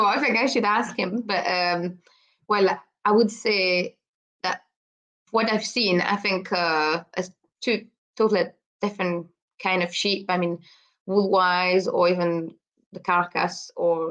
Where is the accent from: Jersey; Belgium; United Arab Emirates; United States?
Belgium; Brussels, Brussels-Capital Region; English is a second language; moved away as an adult; now in Scotland, United Kingdom; I'm originally from Belgium, so I was born in the middle of Brussels in the city.